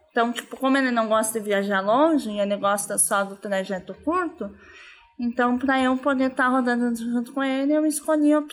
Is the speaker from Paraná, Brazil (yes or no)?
yes; Ponta Grossa, Paraná, Brazil; Vim do Ponta Grossa, saí de lá hoje pela manhã.